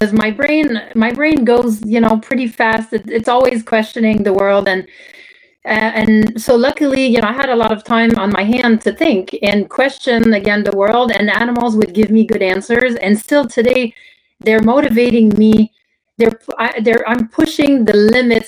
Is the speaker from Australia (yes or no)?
no; Canada; first language French; English is a second language; moved away as an adult; now in United States; I grew up in Canada, I spoke French only